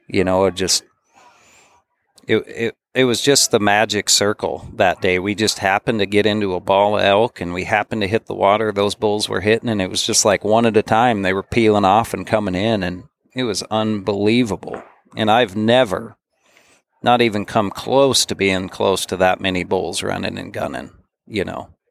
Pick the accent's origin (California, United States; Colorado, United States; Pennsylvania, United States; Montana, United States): Montana, United States; Bozeman; I grew up in Bozeman, Montana.